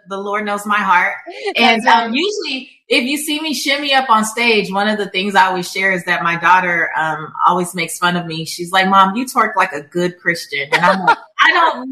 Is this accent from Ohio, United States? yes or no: no; Los Angeles, California, United States; I'm from South Central Los Angeles. I'm Belizean American. I'm first generation American.